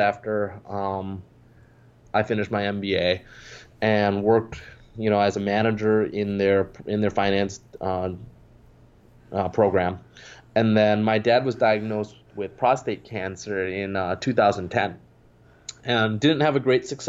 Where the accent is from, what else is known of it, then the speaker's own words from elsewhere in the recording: Wausau, Wisconsin, United States; also born or lived in Fond du Lac, Wisconsin; I was born in Fond du Lac, and my dad moved around that same time after I was born to Wausau